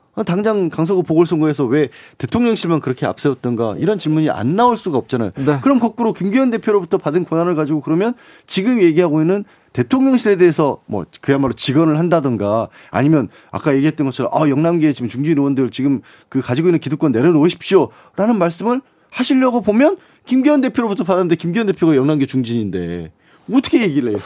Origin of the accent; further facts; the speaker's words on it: Suncheon, South Jeolla, South Korea; 제가 개인적으로 또 고향이 순천이다 보니까